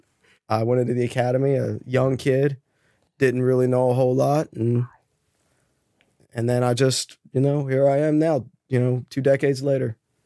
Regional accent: Towson, Maryland, United States; also born or lived in Parkville; So I grew up in Southeast District, mostly Towson, Parkville, went to Towson.

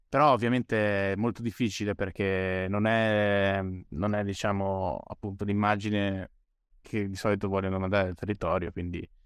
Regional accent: Bolzano, Trentino-Alto Adige, Italy; io sono, sono originario di Bolzano

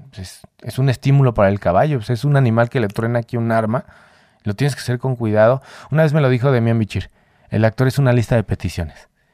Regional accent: Mexico; somos mexicanos todos

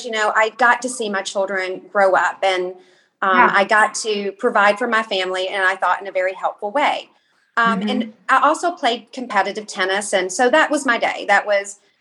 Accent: Kentucky, United States; I'm from Kentucky

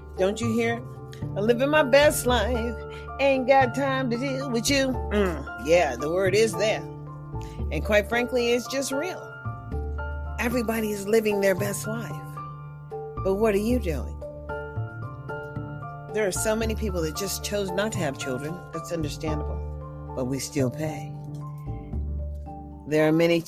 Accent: United States; as I am an American citizen

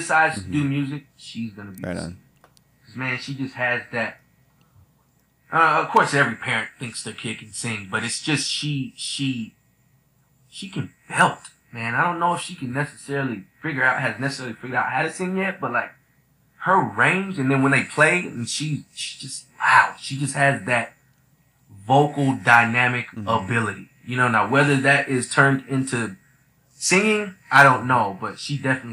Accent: Austin, Texas, United States; I grew up in Austin

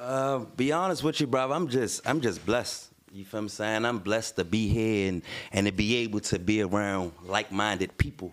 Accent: Baltimore, Maryland, United States; I'm from West Baltimore

